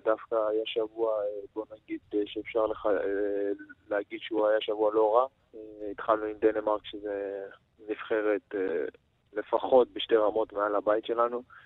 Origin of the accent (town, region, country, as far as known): Israel